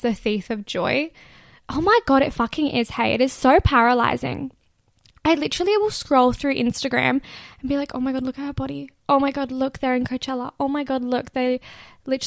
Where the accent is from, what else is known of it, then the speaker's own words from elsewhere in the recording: Gold Coast, Queensland, Australia; I'm here in my hometown at a normal job, going to university, doing the normal stuff